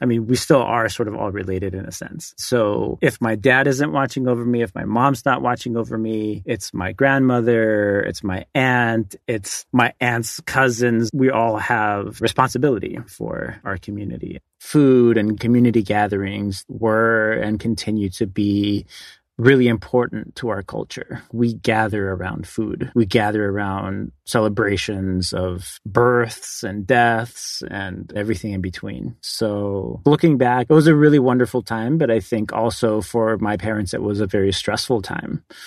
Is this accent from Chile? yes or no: yes; Hanga Roa, Valparaíso, Chile; I was born on Rapa Nui.